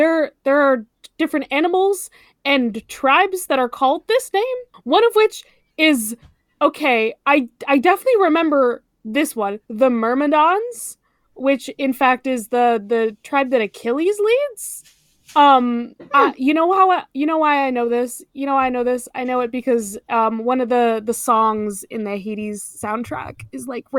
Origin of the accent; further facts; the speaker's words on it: United States; because I'm fucking American